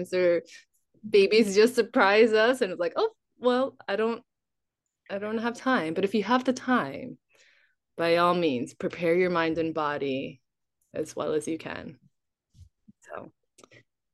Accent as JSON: {"language": "English", "area": "Big Island", "region": "Hawaii", "country": "United States", "tie": "born or raised there", "said": "Growing up on Big Island"}